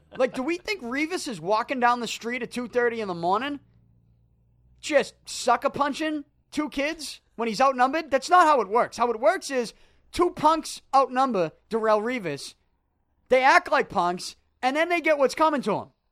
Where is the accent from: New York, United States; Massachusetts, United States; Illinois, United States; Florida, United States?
Massachusetts, United States; Boston; I'm from Southie, born and raised, still living there, not leaving